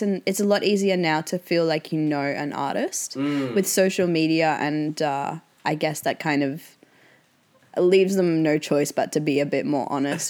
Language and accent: English; Brisbane, Queensland, Australia; moved away; also born or lived in Melbourne / Los Angeles; I am from Brisbane, but I live in between Melbourne and LA in America.